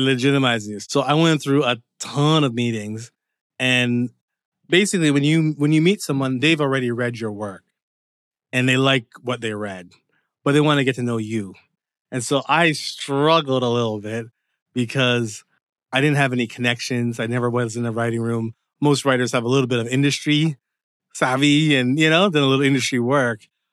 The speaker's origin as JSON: {"language": "English", "town": "Windsor", "region": "Ontario", "country": "Canada", "tie": "born or raised there", "also_born_or_lived": "Dearborn, Michigan / Seattle, Washington", "moved": "as an adult", "lives_now": "Los Angeles, United States", "said": "I was born in Canada, but my parents are Jamaican. And pretty much Windsor was my home up until around, like, the age of twenty-five"}